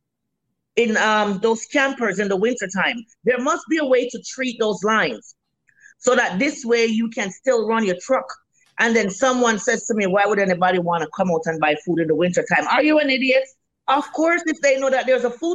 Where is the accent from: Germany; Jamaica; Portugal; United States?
Jamaica; now in Winnipeg, Canada; I'm Jamaican